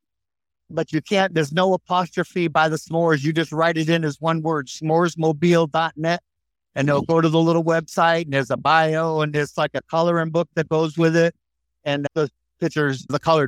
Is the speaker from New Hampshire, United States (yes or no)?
yes; New Hampshire, United States; moved away; also born or lived in Maine; But a lot of my enjoyment was where I'm from, New England. So I grew up in New Hampshire.